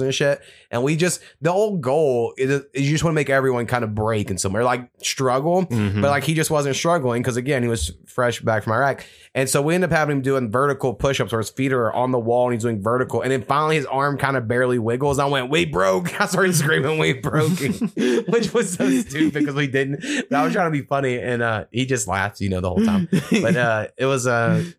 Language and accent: English; Oklahoma, United States; My hometown is on the Chisholm Trail